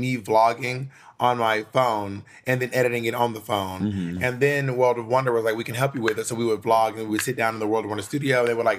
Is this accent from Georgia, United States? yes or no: yes; Columbus, Georgia, United States; also born or lived in New York City; now in Los Angeles, United States; When I moved to New York City, I became a New York City girl. When I moved to New York City, I adapted to my surroundings. I was from Columbus, Georgia. I did not stay Columbus, Georgia the whole time.